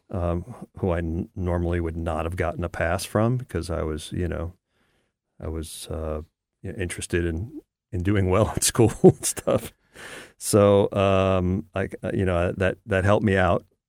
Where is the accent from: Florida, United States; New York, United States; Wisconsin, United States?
New York, United States; outside of New York City, United States; I grew up outside of New York City. Uh, I was born in the city